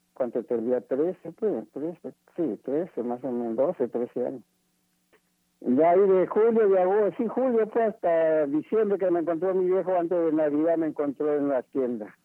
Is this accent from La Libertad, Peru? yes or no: no; Ica, Peru; moved away; also born or lived in Chimbote; yo soy de Ica, yo soy de Ica